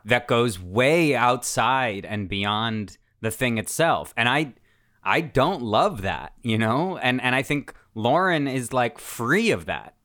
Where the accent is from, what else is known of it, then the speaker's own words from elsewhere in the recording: United States; also born or lived in Russia; I moved here from Russia when I was seven years old